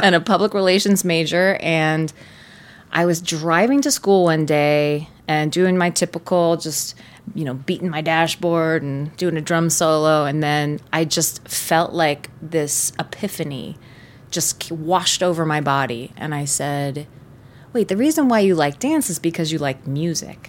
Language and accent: English; Tampa, Florida, United States; also born or lived in Gainesville; my hometown is Tampa